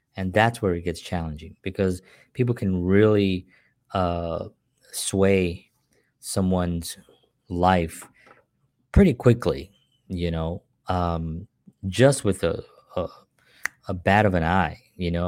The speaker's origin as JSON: {"language": "English", "town": "New York City", "region": "New York", "country": "United States", "tie": "born or raised there", "said": "growing up in the South Bronx, uh, in the welfare system"}